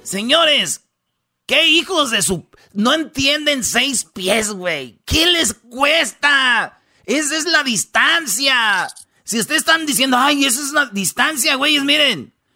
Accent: Jiquilpan, Michoacán, Mexico; en Jiquilpan, Michoacán, fíjate ahí donde yo nací.

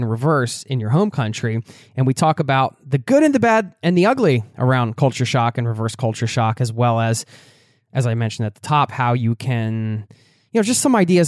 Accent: Philadelphia, Pennsylvania, United States; moved away as an adult; now in Norway; my hometown

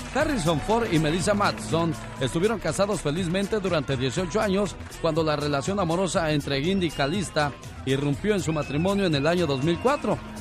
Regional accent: Mexicali, Baja California, Mexico; moved away; un día salí de Mexicali, pero Mexicali nunca salió de mí

